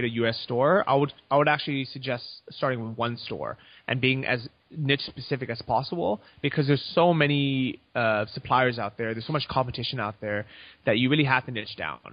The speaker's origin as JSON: {"language": "English", "country": "United States", "moved": "as an adult", "lives_now": "Chiang Mai, Thailand", "said": "I'm American, I have U.S. bank accounts"}